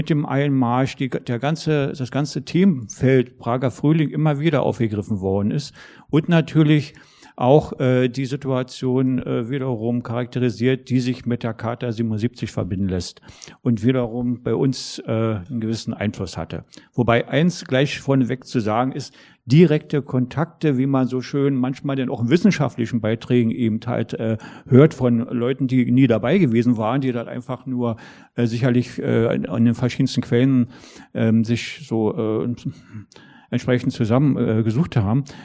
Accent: Berlin, Germany; Wer das nicht weiß, bei uns in Ost-Berlin oder Ostdeutschland muss man ja dann sagen

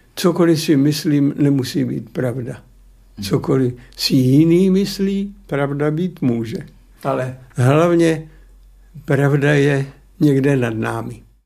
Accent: Opočno, Hradec Králové Region, Czechia; moved away; jsem už jako kluk už jako student v Opočně mezi ochotníky zalezl

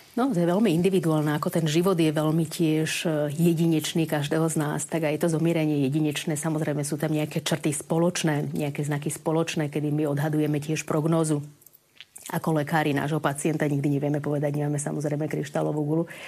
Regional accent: Bratislava, Bratislava Region, Slovakia; moved away as an adult; also born or lived in Ecuador / Bolivia; ja som z Bratislavy, narodila som sa pôvodne z Bratislavy

